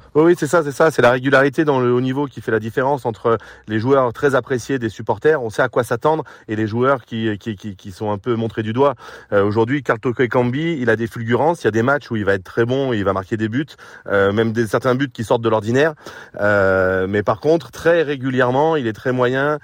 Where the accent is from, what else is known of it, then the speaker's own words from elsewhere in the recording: Lyon, Auvergne-Rhône-Alpes, France; je suis pur Lyonnais, formé au centre de formation et j'ai eu la chance de jouer à l'OL